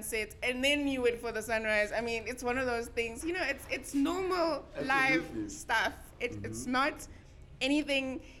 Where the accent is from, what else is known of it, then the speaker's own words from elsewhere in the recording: South Africa; I am South African